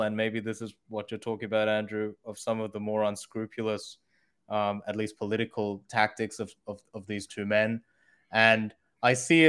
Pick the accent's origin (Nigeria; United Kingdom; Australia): Australia; also born or lived in Korea / United States / China; I was born in Korea, grew up in Australia, and then went to college in the US. And then I went over to China.